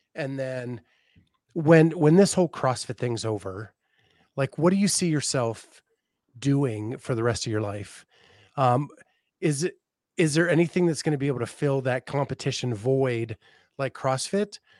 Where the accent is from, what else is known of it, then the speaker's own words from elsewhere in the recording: Northeast, United States; moved away as an adult; also born or lived in Tallahassee, Florida; growing up in the Northeast